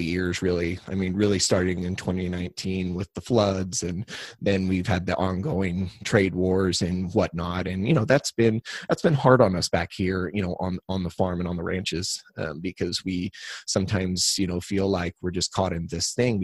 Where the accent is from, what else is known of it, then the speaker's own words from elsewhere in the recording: Cuba, Missouri, United States; also born or lived in St. Louis, Missouri; I was raised right here in Cuba, or outside of Cuba